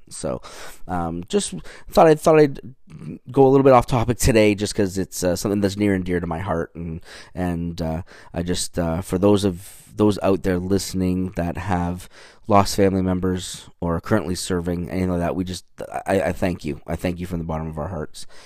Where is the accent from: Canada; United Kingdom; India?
Canada; moved away as an adult; now in United States; I'm from Canada. So I moved down here in two thousand and twelve